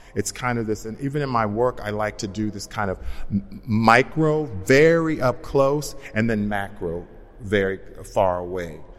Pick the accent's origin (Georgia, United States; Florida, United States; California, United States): California, United States; Los Angeles; Being, being African American, being from South Central, being a hairdresser